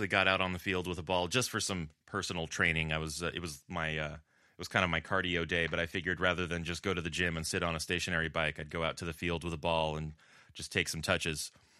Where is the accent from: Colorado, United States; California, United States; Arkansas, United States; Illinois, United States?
California, United States; Southern; now in Buffalo, United States; in Southern California, where I grew up, this is the time of year where you're starting to get the Santa Ana winds coming in.